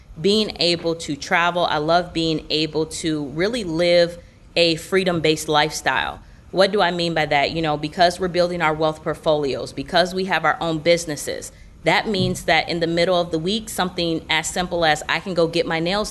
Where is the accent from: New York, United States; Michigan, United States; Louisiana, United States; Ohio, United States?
Michigan, United States; Grand Rapids; moved away as an adult; now in Orlando, United States; I did grow up in Michigan. I'm originally from Grand Rapids, went to Michigan State University, and then once I graduated from college, I ended up moving down to Florida.